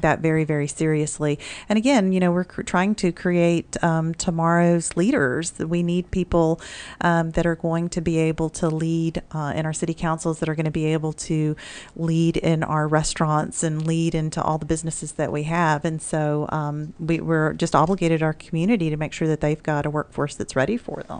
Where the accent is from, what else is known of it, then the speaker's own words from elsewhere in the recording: Mississippi, United States; now in Mansfield, Texas, United States; Growing up in Mississippi in public education